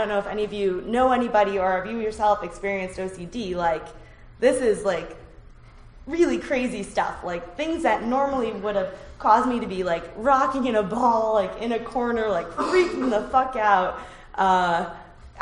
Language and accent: English; suburbs of Boston, Massachusetts, United States; these were woods I was very familiar with because I grew up around them, so I trusted my, and they weren't that big. It's like the suburbs of Boston